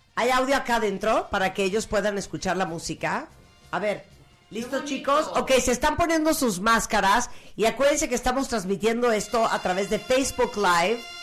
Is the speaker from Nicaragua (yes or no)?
yes; Nicaragua; now in Mexico; en Nicaragua, que es donde yo nací